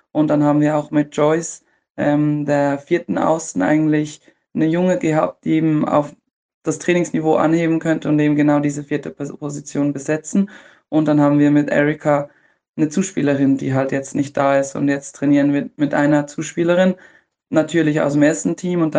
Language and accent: German; Switzerland; oder für mich auch als Schweizerin.